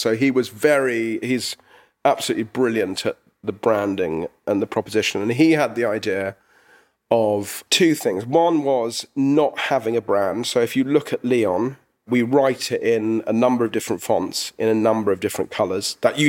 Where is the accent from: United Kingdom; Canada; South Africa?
United Kingdom; England; which was sometimes difficult because we're English.